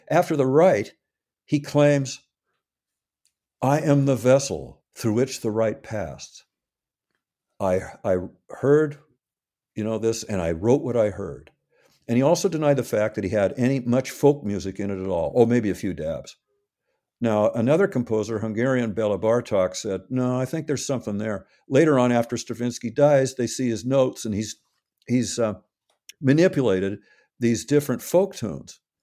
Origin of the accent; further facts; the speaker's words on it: Seattle, Washington, United States; I grew up in Seattle, I arrived here in early nineteen fifty, born in a little town nearby